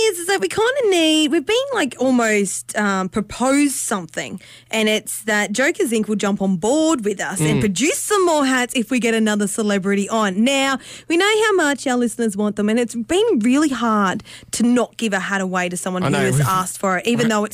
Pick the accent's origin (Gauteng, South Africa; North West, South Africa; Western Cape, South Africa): North West, South Africa; Brits; I grew up in Brits, you know, small school